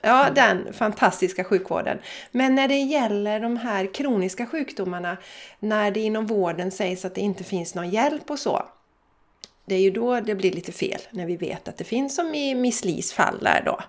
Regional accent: Borås / Landvetter, Västra Götaland, Sweden; vi kommer från Borås, vi kommer från Landvetter

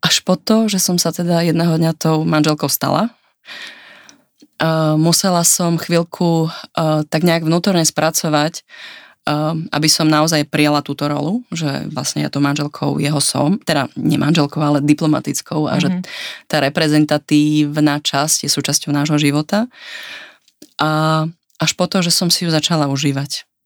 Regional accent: Martin, Žilina Region, Slovakia; also born or lived in Prague; now in Vienna, Austria; ja vlastne pochádzam z Martina

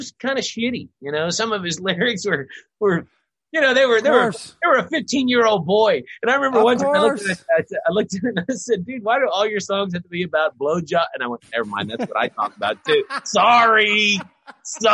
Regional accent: Louisville, Kentucky, United States; Louisville. It's my hometown.

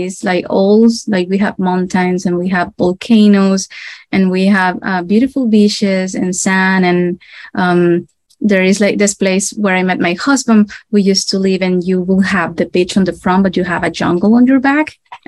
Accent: Nicaragua; Well, I am from Nicaragua. This is in a small country in Central America. We are right next to Costa Rica. It is a very hot and tropical country. And I was raised in a middle-class fam

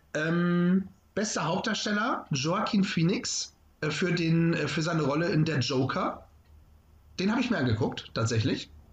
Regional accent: Northern Germany, Germany; hier bei uns im Norden

